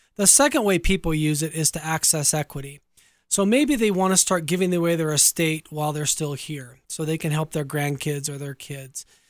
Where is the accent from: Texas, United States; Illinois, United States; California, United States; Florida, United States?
California, United States; Orange County, Southern; I'm originally from Southern California. I grew up in Orange County